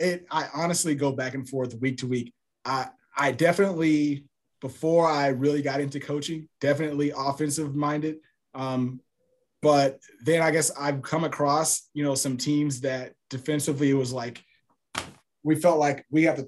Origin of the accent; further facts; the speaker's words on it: Houston, Texas, United States; Born and raised in Houston, Texas